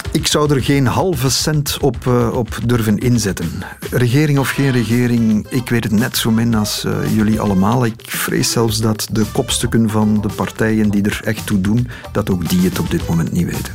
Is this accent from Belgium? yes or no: yes; Lokeren, Flanders, Belgium; ik ben opgegroeid in Lokeren.